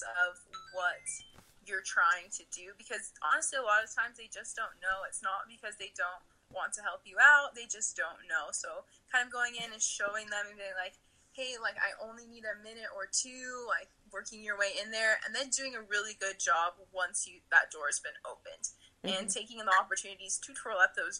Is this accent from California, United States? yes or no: yes; Southern California, United States; now in Provo, United States; I'm originally from Southern California. I grew up twirling and competing there